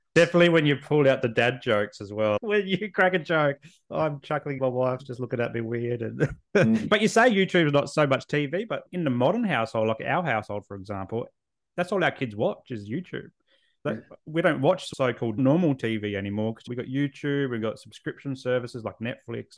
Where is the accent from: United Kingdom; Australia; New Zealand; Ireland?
Australia; Adelaide, South Australia; also born or lived in Canberra; now in Southeast Queensland, Australia; I was born and raised in Adelaide.